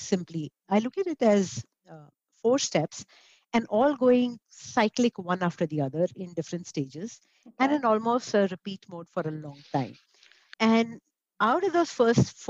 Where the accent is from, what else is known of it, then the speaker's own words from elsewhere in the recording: India; As an Indian woman